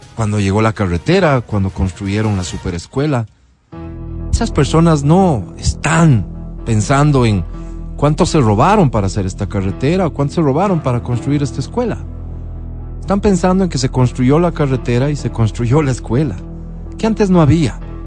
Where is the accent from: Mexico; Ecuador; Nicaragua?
Ecuador; Como ecuatoriano